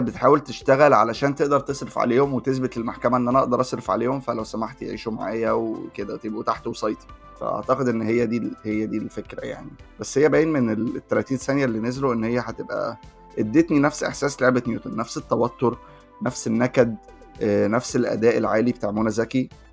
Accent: Egypt; احنا بالنسبه لنا كمصريين

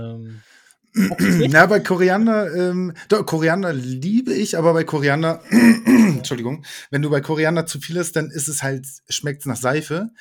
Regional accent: Germany; ich bin komplett auch mit deutscher Küche aufgewachsen. Also ne, ich bin halt Deutscher

